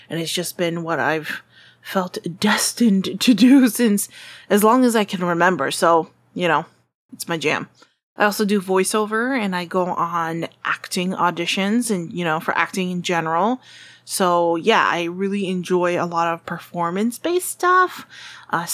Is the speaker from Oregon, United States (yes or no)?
no; Southern California, United States; I'm from Southern California, super happy and thankful that I get to live here